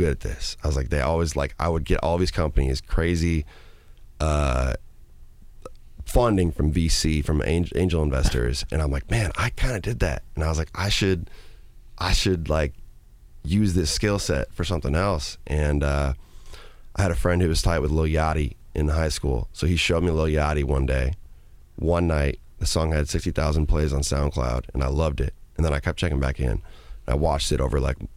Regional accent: Minnesota, United States; moved away as an adult; also born or lived in Madison, Wisconsin; I grew up in a nice part of Minnesota

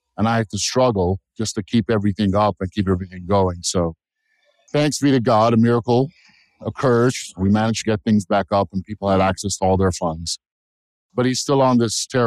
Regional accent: United States; I'm an American. I'm a patriot

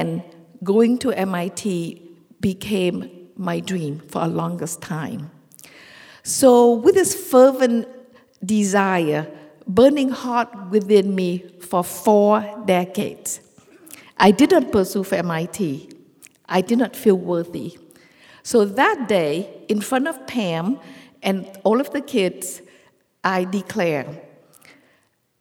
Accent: Vietnam; now in United States; Growing up in Vietnam during the war and then became a Vietnamese refugee in this country

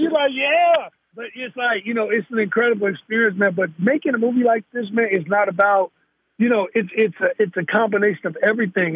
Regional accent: Gary, Indiana, United States; also born or lived in Chicago, Illinois; now in Northern California, United States; I'm born in Chicago, Illinois. I'm raised in Gary, Indiana

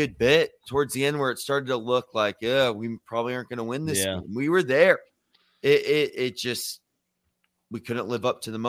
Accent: Provo, Utah, United States; now in Morgantown, United States; I was born in Provo, Utah, and I live in Morgantown, West Virginia now.

